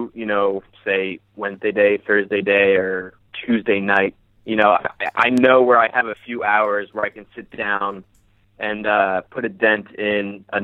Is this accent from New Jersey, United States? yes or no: no; Danbury, Connecticut, United States; growing up in Connecticut